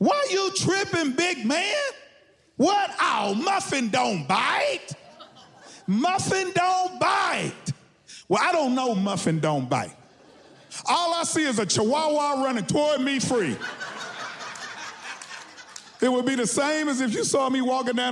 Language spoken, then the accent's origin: English; Texas, United States; I'm from Texas